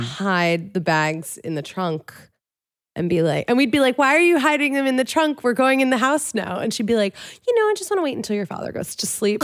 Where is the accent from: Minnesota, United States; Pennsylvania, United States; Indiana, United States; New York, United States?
Pennsylvania, United States; Philadelphia; That's where I'm from, the main line